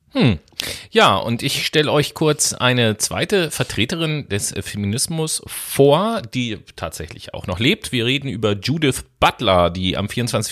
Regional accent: Germany; bei uns in Deutschland

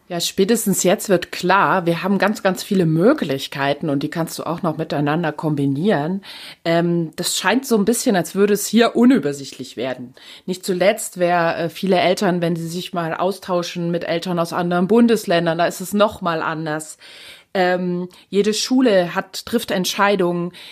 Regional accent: Rhineland, Germany; hier bei uns im Rheinland

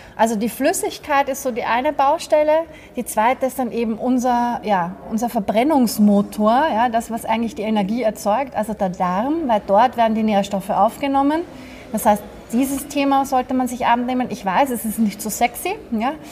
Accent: Vienna, Austria; Also ich bin ja Österreicherin, ich bin Wienerin.

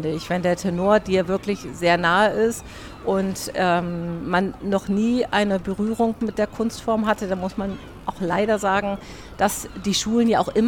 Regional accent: Hamburg, Germany; weil wir sind Hamburger

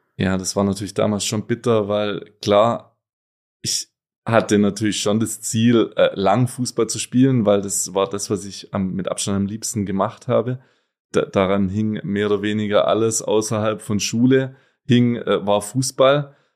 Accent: Gutmadingen, Baden-Württemberg, Germany; moved away as an adult; also born or lived in Donaueschingen; now in Cologne, Germany; geboren zwar in Donaueschingen, aber groß geworden, wie gerade schon gesagt, in Gutmardingen, kleines Dorf mit rund achthundert Einwohnern

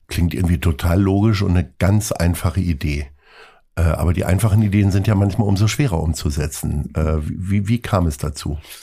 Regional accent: Lower Saxony, Germany; now in Hamburg, Germany; Ich bin ja auch Niedersachse stolz, obwohl bis zur ostwestfälischen Grenze wirklich nur ein paar Kilometer sind

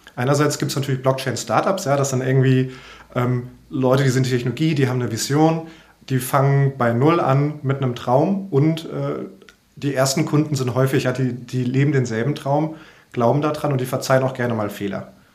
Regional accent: Frankfurt, Hesse, Germany; ich bin ja auch Frankfurter

